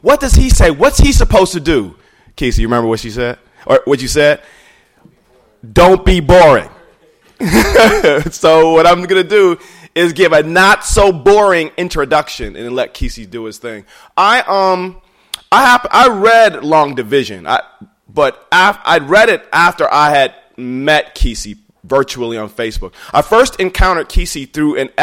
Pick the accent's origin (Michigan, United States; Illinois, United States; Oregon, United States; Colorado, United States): Michigan, United States; Inkster; also born or lived in Detroit, Michigan; I grew up in a small town outside of Detroit called Inkster.